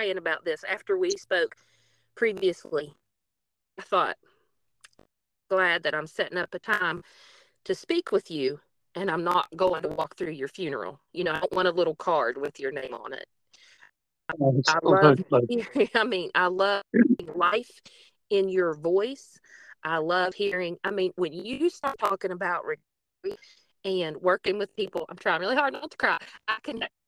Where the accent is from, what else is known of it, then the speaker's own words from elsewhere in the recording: United States; Preston and I grew up in Upshur County